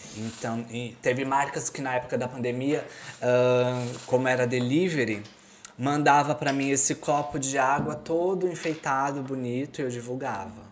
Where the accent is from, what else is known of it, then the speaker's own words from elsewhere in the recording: São Paulo, Brazil; moved away as an adult; also born or lived in Florianópolis, Brazil; now in Porto, Portugal; eu sou de São Paulo